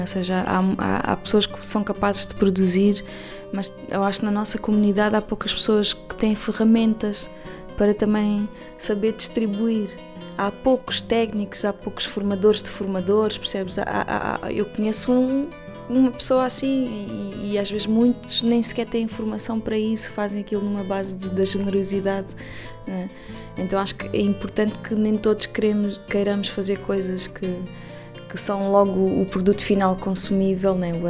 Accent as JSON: {"language": "Portuguese", "region": "Lisbon", "country": "Portugal", "tie": "born or raised there", "also_born_or_lived": "Cape Verde", "said": "Lisboa é a minha terra, foi aqui que eu nasci e é aqui que eu gosto de viver"}